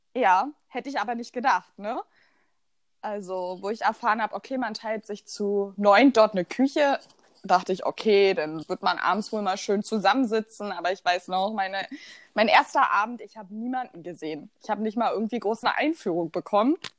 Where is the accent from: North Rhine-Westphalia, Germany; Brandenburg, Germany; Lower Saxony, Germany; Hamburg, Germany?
Brandenburg, Germany; Rheinsberg; komme aus der wunderschönen Stadt der Tausend Seen, Rheinsberg.